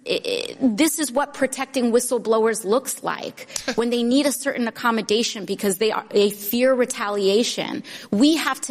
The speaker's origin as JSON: {"language": "English", "region": "New York", "country": "United States", "said": "as a New Yorker"}